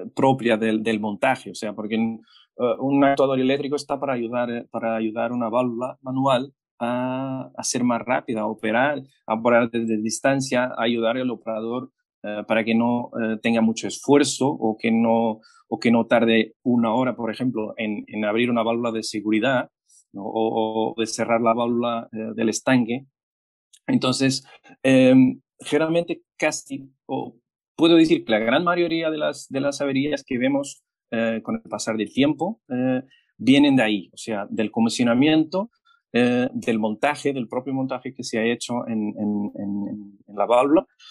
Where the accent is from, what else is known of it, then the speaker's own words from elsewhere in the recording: Portugal; Spanish is a second language; moved away as an adult; now in Chile; yo soy portugués